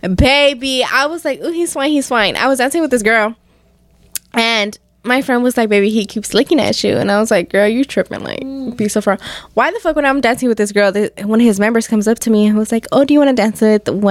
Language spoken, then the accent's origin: English; Michoacán, Mexico; y'all should know that I'm from Michoacan too.